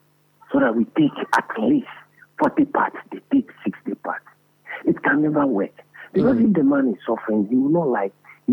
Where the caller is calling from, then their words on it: Akosombo, Eastern Region, Ghana; I'm calling from Akosombo.